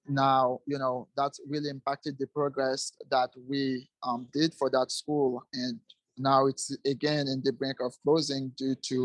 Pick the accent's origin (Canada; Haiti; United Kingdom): Haiti; now in United States; there was a high school in my hometown that was almost, you know, closed because of funding